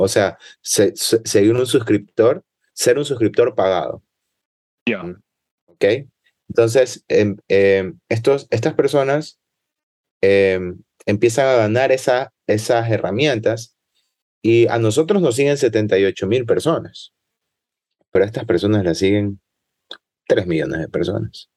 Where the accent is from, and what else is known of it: Ecuador